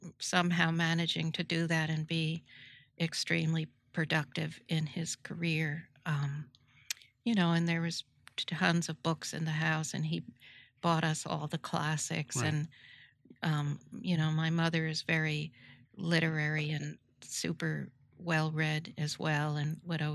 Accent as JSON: {"language": "English", "town": "New Rochelle", "region": "New York", "country": "United States", "tie": "born or raised there", "said": "I grew up in New Rochelle, New York"}